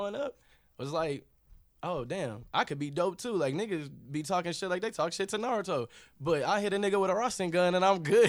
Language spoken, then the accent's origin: English; Kansas, United States; So growing up in Kansas, I wouldn't want anything else to happen. I didn't want to grow up anywhere else